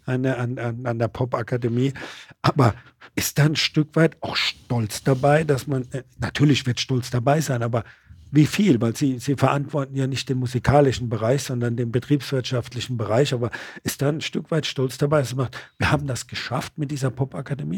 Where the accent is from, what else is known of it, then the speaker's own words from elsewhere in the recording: Mannheim, Baden-Württemberg, Germany; darf ich als gebürtiger Mannheimer sagen